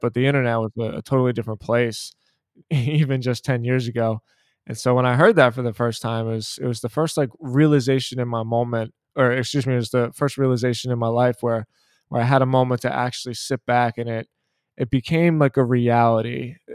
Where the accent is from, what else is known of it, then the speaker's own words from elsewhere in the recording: Philadelphia, Pennsylvania, United States; I, I'm from Philadelphia, I was born and raised in Philadelphia